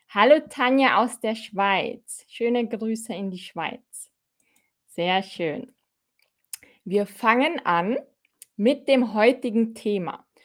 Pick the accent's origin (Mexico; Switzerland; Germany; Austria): Austria; Ich bin auch aus Österreich, Fahim.